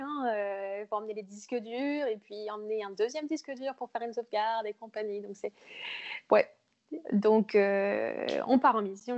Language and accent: French; Bourges, Centre-Val de Loire, France; moved away as an adult; also born or lived in Montreal, Canada; now in Quebec City, Canada; je viens du Berry en France, à Bourges. Et ça fait quatre ans que je suis maintenant au Québec